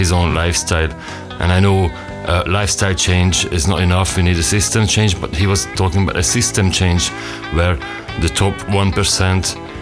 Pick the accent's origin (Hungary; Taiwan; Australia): Hungary; from Hungary